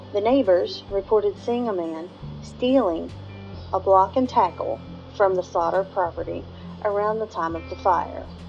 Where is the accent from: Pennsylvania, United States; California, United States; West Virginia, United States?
West Virginia, United States; my home state of West Virginia.